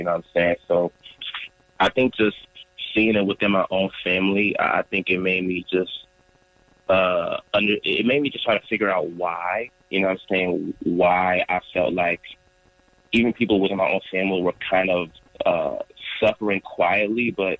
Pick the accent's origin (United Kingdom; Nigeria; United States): Nigeria; And my brothers and my parents and their parents, they were all just taught, especially being Nigerian